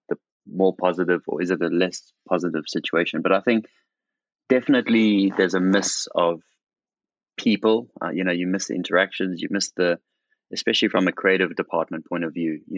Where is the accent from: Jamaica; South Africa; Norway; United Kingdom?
South Africa; moved away; my hometown in South Africa